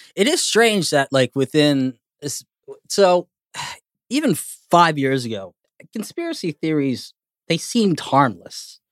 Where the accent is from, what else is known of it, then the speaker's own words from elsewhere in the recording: Canada; I'm Canadian